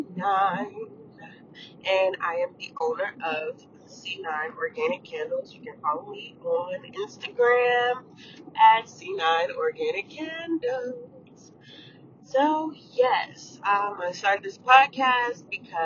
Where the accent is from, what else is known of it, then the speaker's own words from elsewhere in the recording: Atlanta, Georgia, United States; moved away; I am from Atlanta, Georgia, born and raised.